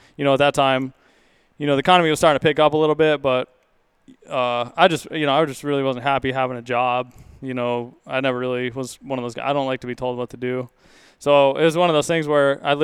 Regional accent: Montana, United States; also born or lived in Kentucky; now in Pacific Northwest, United States; I originally from Montana. And then I lived in Kentucky for a few years.

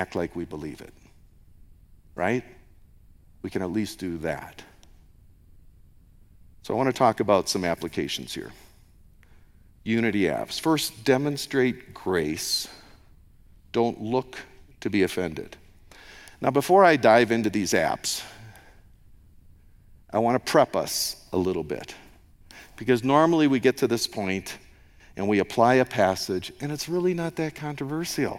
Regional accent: United States; moved away; an American

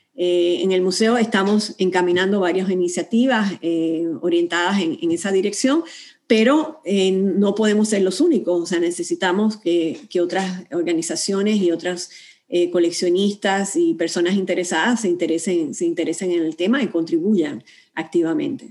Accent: Puerto Rico; moved away as an adult; now in Houston, United States; yo como puertorriqueña, es verdad que ya llevaba trabajando acá en Estados Unidos, pero como puertorriqueña ya he podido llegar a Houston

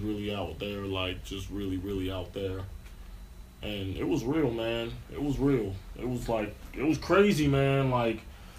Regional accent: Rosedale, Maryland, United States; also born or lived in Baltimore, Maryland / Nigeria; I was born in Baltimore, Maryland, grew up in Rosedale, spent a few years in Nigeria. Now I'm in Northeast Baltimore

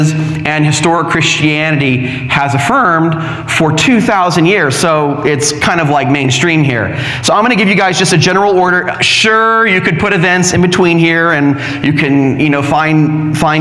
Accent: Orange County, California, United States; moved away; I'm from Orange County

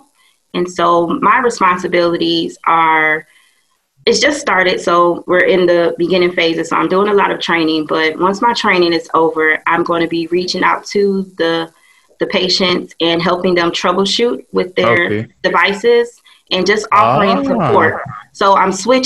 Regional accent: Detroit, Michigan, United States; also born or lived in Atlanta; my hometown is Detroit

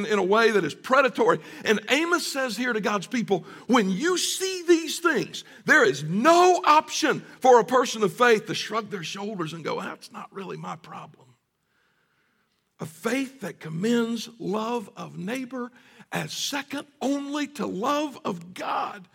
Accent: the South, United States; growing up in the South

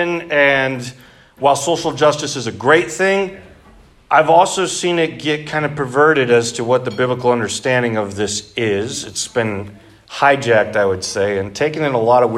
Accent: Three Oaks, Michigan, United States; I grew up in Three Oaks.

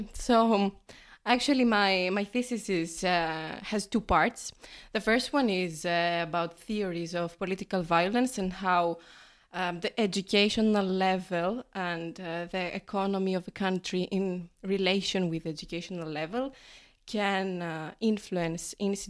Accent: Greece; moved away as an adult; now in Trento, Italy; So, I am from Greece.

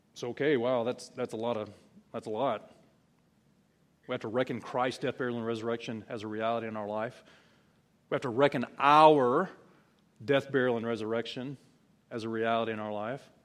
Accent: South Alabama, United States; I'm from South Alabama

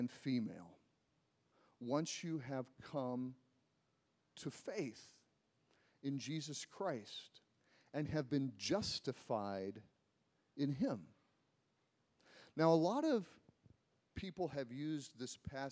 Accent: United States; I'm an American

